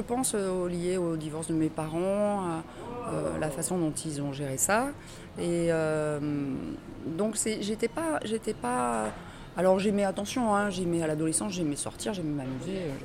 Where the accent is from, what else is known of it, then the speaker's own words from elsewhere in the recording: Bordeaux, Nouvelle-Aquitaine, France; also born or lived in Tarbes; je ne suis pas née à Bordeaux, je suis née à Tarbes, mais dans les, dans les Hautes-Pyrénées, mais je, je, suis arrivée à Bordeaux toute petite bébé même. Et à 6-8 ans, je me revois, j'habitais à Bordeaux-Codéran